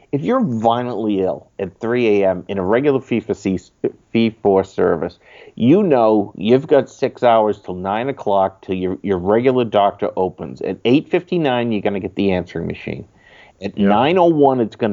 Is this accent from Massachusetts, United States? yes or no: yes; Sudbury, Massachusetts, United States; I grew up in the suburbs of Boston, a town called Sudbury, and I now live in the next town over from that.